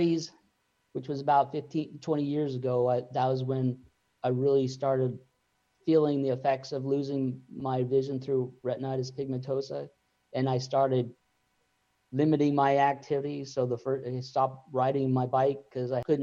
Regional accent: Juneau, Alaska, United States; I grew up in Juneau, Alaska, which is in Southeast Alaska.

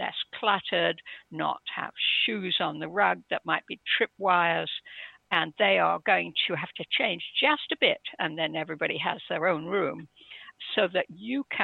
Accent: England, United Kingdom; I was brought up in England, stiff upper lip and all

